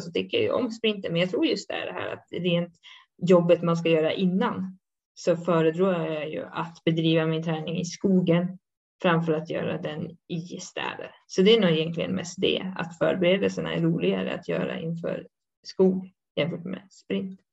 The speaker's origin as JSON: {"language": "Swedish", "country": "Sweden", "moved": "yes", "lives_now": "Switzerland"}